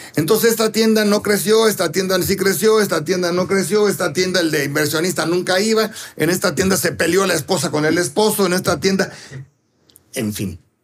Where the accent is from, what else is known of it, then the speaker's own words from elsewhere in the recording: Mexico City, Mexico; yo nací ahí y nunca le he dicho Polanquito. Ya tengo 63 años